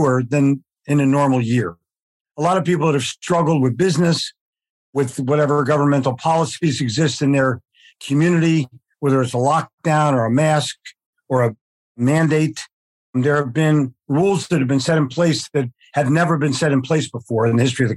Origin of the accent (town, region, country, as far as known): Philadelphia, Pennsylvania, United States; born or raised there; also born or lived in New York City; now in Charlotte, United States